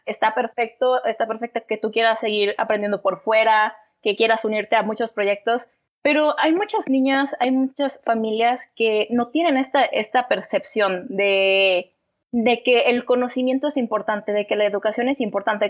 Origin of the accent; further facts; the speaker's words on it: Mexico; todo el machismo que tenemos como sociedad, todo este machismo como sociedad mexicana